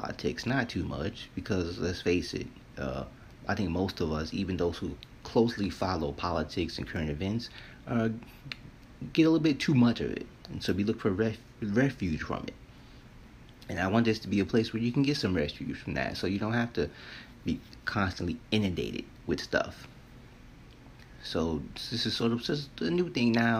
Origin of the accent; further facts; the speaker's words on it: New York, United States; living and growing up in New York